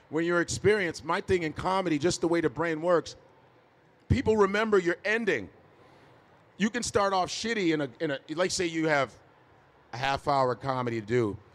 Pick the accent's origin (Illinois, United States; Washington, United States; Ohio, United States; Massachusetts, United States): Illinois, United States; Chicago; I grew up around the Cubs Stadium, like I wasn't that far from Wrigley Field